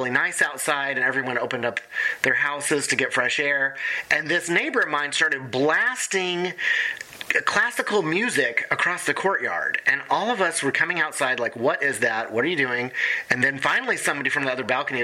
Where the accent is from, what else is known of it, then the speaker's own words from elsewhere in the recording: Oklahoma, United States; now in Chicago, United States; I'm from Oklahoma. I was born there, and my relatives are very similar to some of these characters.